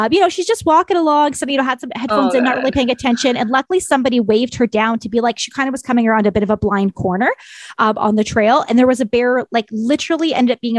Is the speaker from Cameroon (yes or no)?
no; Ontario, Canada; moved away; I'm originally from Ontario